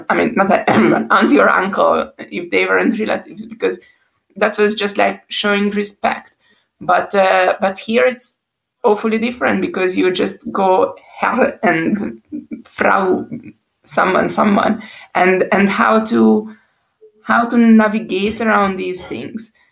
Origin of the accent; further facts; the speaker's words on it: Hungary; moved away as an adult; now in Switzerland; I'm from Hungary